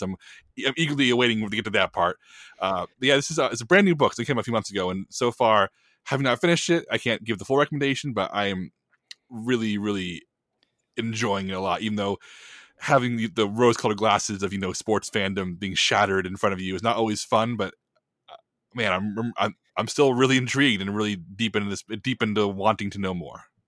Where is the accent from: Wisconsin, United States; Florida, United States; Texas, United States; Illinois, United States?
Texas, United States; San Antonio; I'm from San Antonio